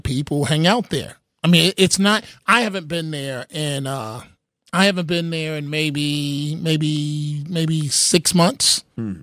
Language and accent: English; New York City, New York, United States; also born or lived in Manhattan; Born in Manhattan, raised in the Bronx